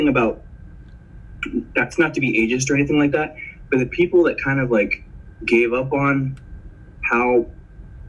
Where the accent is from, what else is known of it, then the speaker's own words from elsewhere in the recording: the Rio Grande Valley, South Texas, United States; first language Spanish; English is a second language; also born or lived in Houston, Texas / San Antonio, Texas; I grew up between Valley and South Texas and Houston because my parents were divorced, but I was born in San Antonio